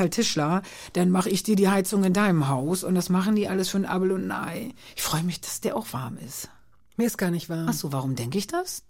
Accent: Köhlen, Lower Saxony, Germany; geboren bin ich als Niedersächsin

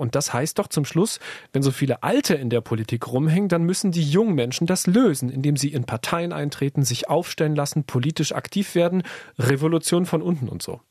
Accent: Germany; bei uns in Deutschland

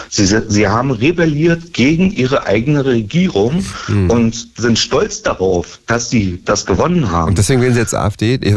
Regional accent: East Germany, Germany; und ich habe als Ostdeutscher die gleiche Arbeit verrichtet, direkt neben der Person, nur weil ich einen anderen Arbeitgeber hatte.

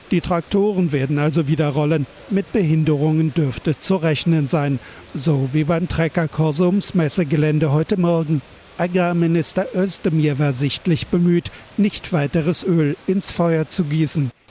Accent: Bavaria, Germany; Wir sind eigentlich aus Niederbayern.

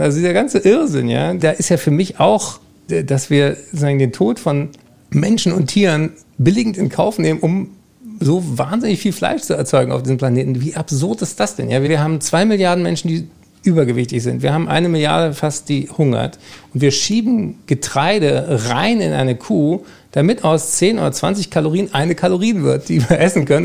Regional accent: Germany; wir eigentlich als Deutsche

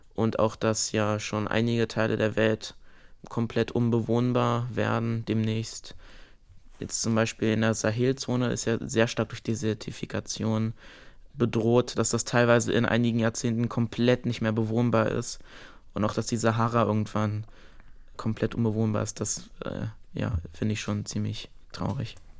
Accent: Karlsruhe, Baden-Württemberg, Germany; Ich wurde 2008 in Karlsruhe geboren.

